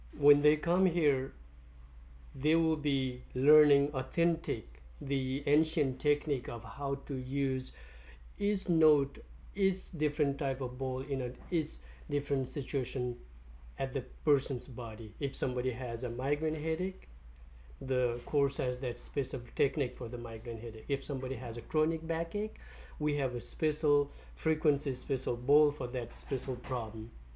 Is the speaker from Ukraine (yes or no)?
no; Nepal; now in St. Petersburg, United States; I'm from Nepal. I came to US 20 years ago